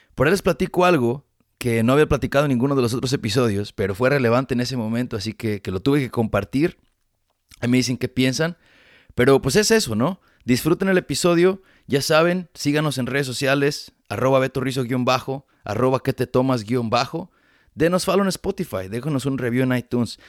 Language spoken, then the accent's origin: Spanish; Ameca, Jalisco, Mexico; now in United States; Yo no nací en Guadalajara, pero crecí en, Ameca, Jalisco